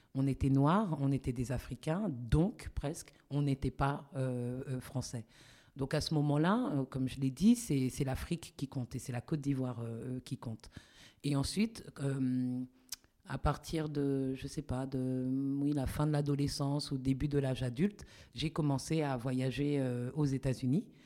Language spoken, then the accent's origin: French; Paris, Île-de-France, France; moved away as an adult; also born or lived in United States; je suis née à Paris